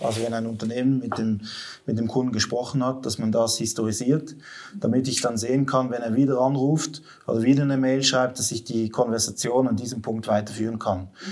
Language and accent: German; Western Switzerland, Romandy, Switzerland; also born or lived in Basel area; now in Basel, Switzerland; ursprünglich bin ich aus der Westschweiz